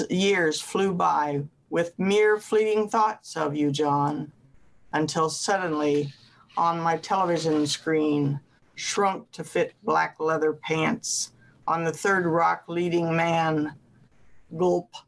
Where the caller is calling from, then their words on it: Ames, Iowa, United States; Ames, Iowa.